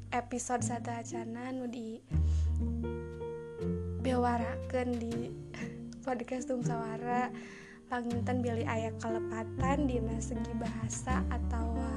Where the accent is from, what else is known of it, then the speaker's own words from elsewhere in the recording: West Java, Indonesia; accent: Sundanese; logat aku pakai bahasa Sunda gitu ada ada Sundanya gitu